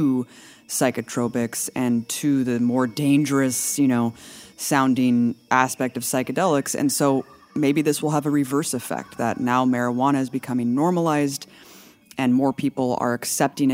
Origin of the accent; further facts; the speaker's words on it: Pleasanton, California, United States; growing up in the Bay Area, we were about, 30 minutes from Berkeley, predominantly living in Pleasanton until you moved to Oakland.